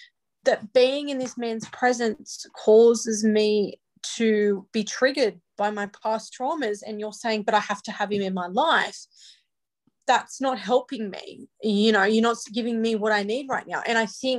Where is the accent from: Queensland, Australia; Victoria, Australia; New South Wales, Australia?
New South Wales, Australia; Newcastle; I grew up in Newcastle, New South Wales. I have been here my entire life.